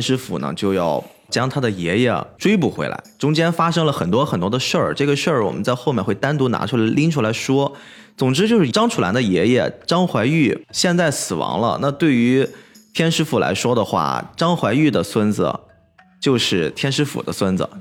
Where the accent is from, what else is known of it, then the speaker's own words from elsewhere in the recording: Qingdao, Shandong, China; 我们青岛这边的崂山